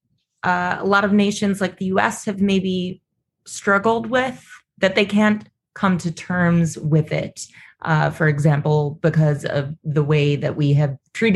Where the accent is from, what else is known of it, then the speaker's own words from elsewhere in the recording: United States; as an American.